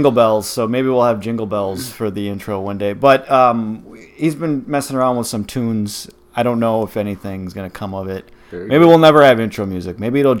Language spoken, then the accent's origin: English; Milwaukee, Wisconsin, United States; So full disclosure, we're from Milwaukee.